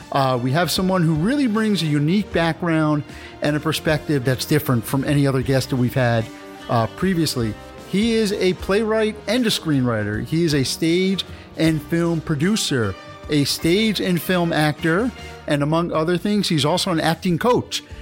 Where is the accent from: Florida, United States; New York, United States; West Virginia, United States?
New York, United States; I'm from New York